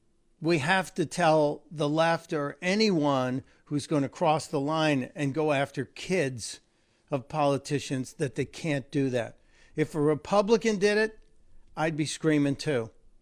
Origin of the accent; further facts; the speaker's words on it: New York, United States; growing up in New York in my 30s and 40s, I was taught what we don't win on the court, we take back in the parking lot.